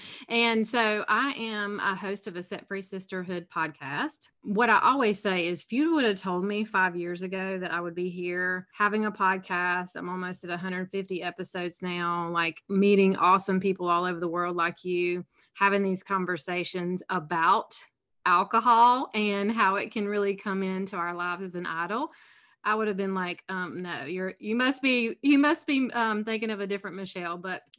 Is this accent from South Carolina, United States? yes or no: yes; South Carolina, United States; accent: Southern; I'm from South Carolina. I'm sure your listeners will be able to tell there's a little Southern accent there.